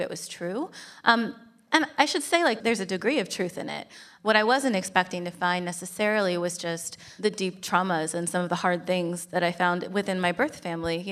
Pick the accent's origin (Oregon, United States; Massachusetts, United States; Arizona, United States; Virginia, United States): Oregon, United States; moved away as an adult; I spent the first 18 years of my life in Oregon, so always great to come back to my home state